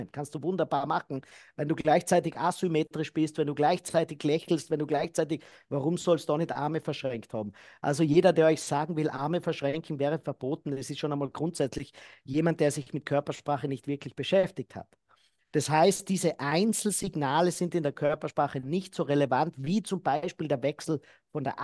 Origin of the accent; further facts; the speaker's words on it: Austria; in Deutschland wird ja da auch in meiner Heimat, in Österreich wird immer wieder gesagt